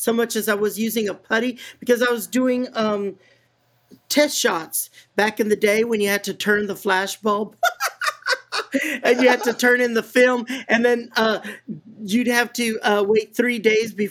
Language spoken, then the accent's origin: English; San Antonio, Texas, United States; moved away; as a little girl growing up in San Antonio, Texas